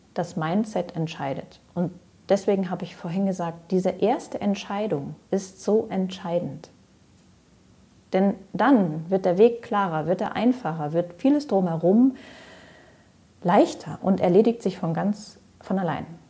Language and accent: German; Ruhr area, North Rhine-Westphalia, Germany; moved away as an adult; also born or lived in Greece / Switzerland / France / Allgäu; Raus aus dem Ruhrpott, wo ich geboren bin, und rein in die Natur. Nach meiner Ausbildung habe ich mich also verabschiedet